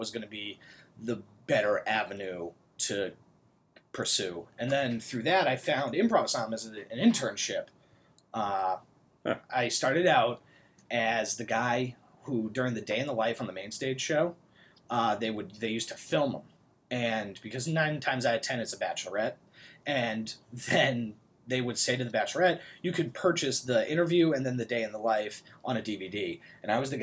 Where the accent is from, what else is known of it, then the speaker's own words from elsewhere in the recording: Newton, Massachusetts, United States; I grew up in Newton, which is right outside of Boston